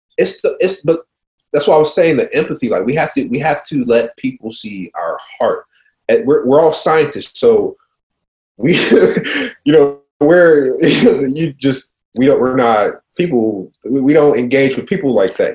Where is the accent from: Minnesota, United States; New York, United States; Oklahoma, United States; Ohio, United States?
Ohio, United States; Cincinnati; I'm from Cincinnati